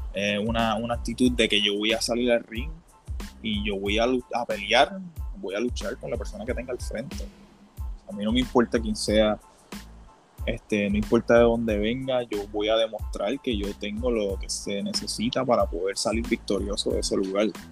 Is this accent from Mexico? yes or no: no; Isabela, Puerto Rico; soy de allá, soy de Isabela